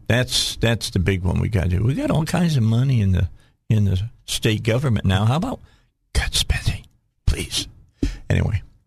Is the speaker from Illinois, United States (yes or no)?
yes; Chicago, Illinois, United States; moved away as an adult; now in Cabot, United States; I grew up outside of Chicago.